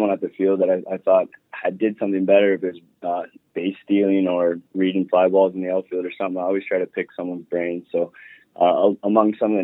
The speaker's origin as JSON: {"language": "English", "town": "Sherwood Park", "region": "Alberta", "country": "Canada", "tie": "born or raised there", "said": "growing up in Sherwood Park, that group of guys that I played with for a long time"}